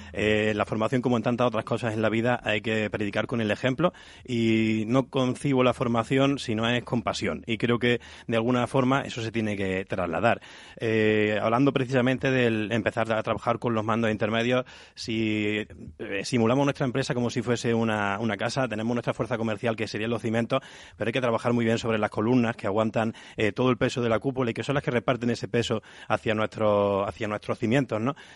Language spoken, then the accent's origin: Spanish; Cabra, Andalusia, Spain; no en mi Córdoba natal, sino en mi Cabra natal, que soy de, Cabra, de este pueblo.